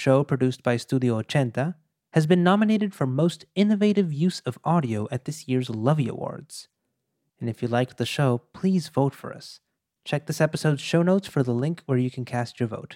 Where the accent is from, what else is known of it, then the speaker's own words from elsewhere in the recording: Monterrey, Nuevo León, Mexico; moved away as an adult; now in New York, United States; I was born in Monterrey, in northeastern Mexico. And several years ago, life led me across the border to New York.